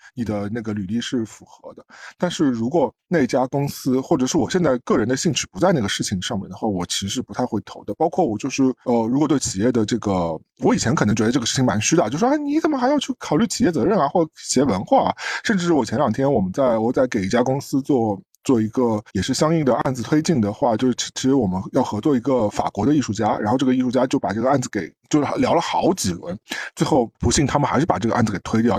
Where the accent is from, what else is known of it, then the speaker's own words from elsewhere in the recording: China; moved away; 我作为一个中国人